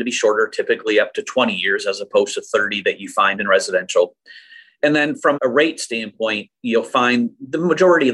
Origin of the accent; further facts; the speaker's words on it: Saginaw, Michigan, United States; also born or lived in Gaylord, Michigan; this is where I schooled. So, you know, it was a pretty easy transition for us to come back to Saginaw.